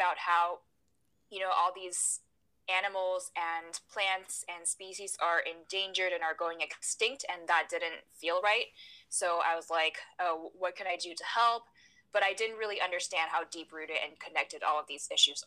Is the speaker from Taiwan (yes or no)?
yes; Taiwan; I was born and raised in Taiwan